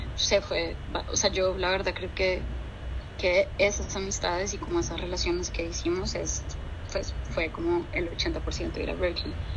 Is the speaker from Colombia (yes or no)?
yes; Bogotá, Colombia; moved away as an adult; also born or lived in Boston, United States; now in New York, United States; yo soy de Bogotá originalmente y mm, nací y crecí en Bogotá. Me fui a los 19 años a Estados Unidos